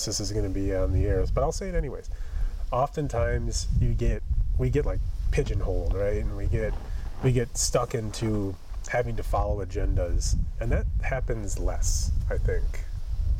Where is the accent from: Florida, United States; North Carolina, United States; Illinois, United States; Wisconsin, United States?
Wisconsin, United States; moved away; I'm from Wisconsin.